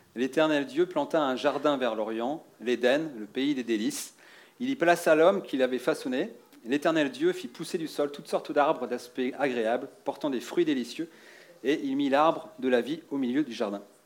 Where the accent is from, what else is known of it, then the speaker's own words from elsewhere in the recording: Rennes, Brittany, France; Je viens de Bretagne, de Rennes